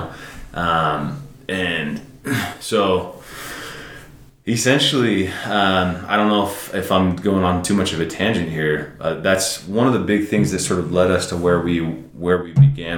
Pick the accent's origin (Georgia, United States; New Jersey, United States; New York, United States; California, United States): California, United States; San Francisco; I'm from San Francisco